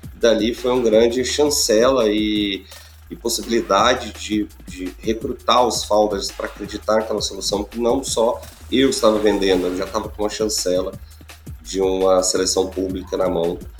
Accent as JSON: {"language": "Portuguese", "region": "Goiás", "country": "Brazil", "said": "Eu é sou de Goiás, do, do interior do país"}